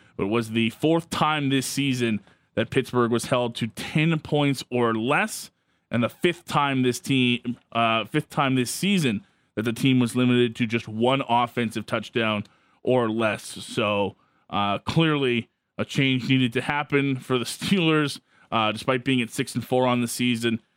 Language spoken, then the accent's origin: English; Canada; a Canadian hockey fan